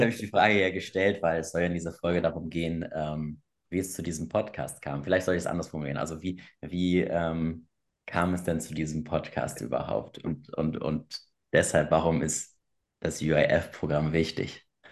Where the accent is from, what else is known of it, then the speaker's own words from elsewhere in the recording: Hamburg, Germany; also ich komme aus Bergedorf, ich komme ursprünglich aus Hamburg.